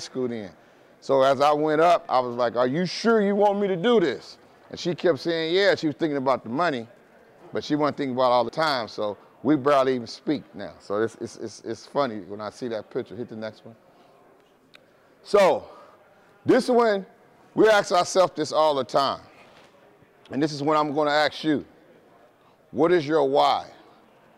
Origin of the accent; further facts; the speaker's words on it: Oakland, California, United States; I'm born and raised in Oakland, California